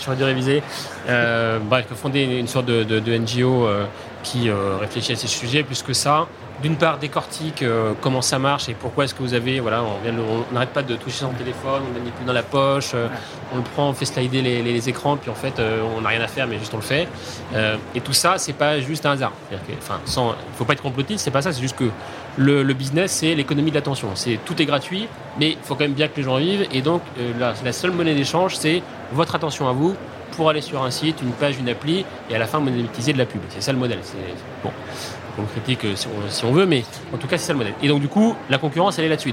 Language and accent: French; Haute-Savoie, near Annecy, Auvergne-Rhône-Alpes, France; also born or lived in Nancy; j'ai atterri dans les Alpes, en fait, qui est plutôt en fait là où j'ai grandi, en Haute-Savoie, dans un petit